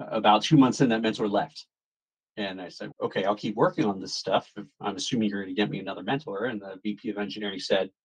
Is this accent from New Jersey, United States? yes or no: yes; New Jersey, United States; I am born and raised in New Jersey